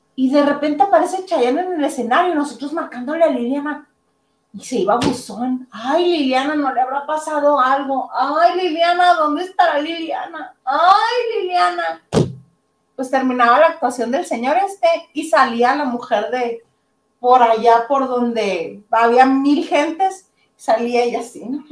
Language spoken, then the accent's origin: Spanish; Mexico; Nosotros como mexicanos